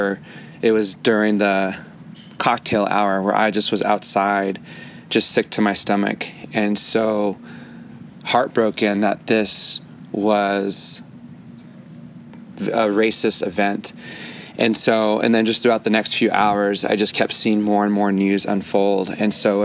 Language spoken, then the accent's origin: English; near Gilroy, California, United States; the Gilroy shooting, which is about 15 minutes from my hometown